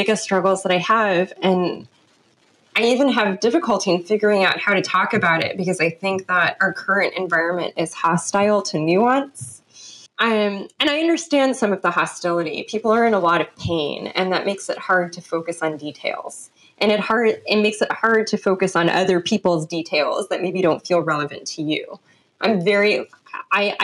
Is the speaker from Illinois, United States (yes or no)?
no; Los Angeles, California, United States; accent: Los Angeles; also born or lived in London; all of my friends from high school can tell you we are definitely from